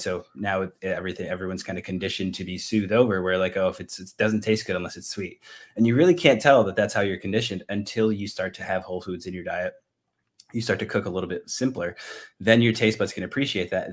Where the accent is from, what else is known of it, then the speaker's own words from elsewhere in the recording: Northeast, United States; moved away; I'm from the Northeast